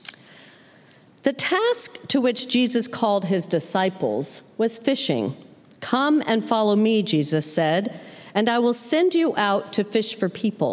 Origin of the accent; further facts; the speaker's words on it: Colorado, United States; the fishing I grew up with in Colorado